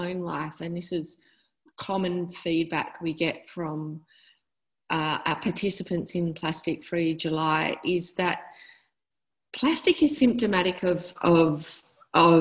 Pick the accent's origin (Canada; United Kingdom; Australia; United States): Australia; Western Australia; I'm from Western Australia and I live in Fremantle